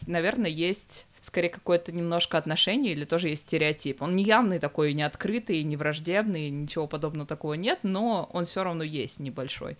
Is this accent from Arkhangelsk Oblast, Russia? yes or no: yes; Severodvinsk, Arkhangelsk Oblast, Russia; moved away; я же из Северодвинска